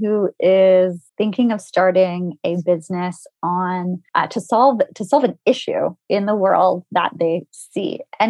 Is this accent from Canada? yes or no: yes; Canada; And I'm Canadian. I'm based in Toronto right now.